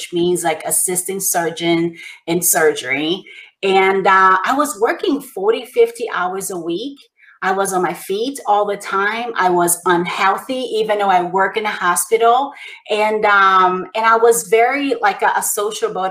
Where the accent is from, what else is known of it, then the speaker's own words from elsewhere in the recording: Brazil; moved away; I grew up in poverty in Brazil.